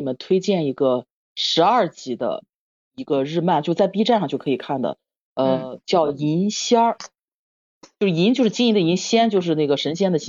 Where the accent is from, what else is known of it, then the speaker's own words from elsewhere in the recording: Shandong, China; 也是我们山东人。